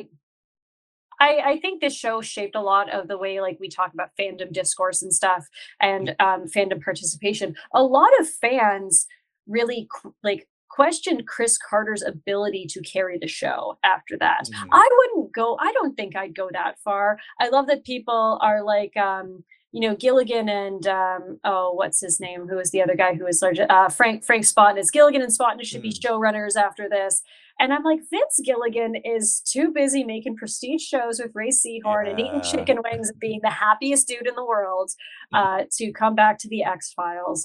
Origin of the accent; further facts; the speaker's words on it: North Bay, Ontario, Canada; I'm from North Bay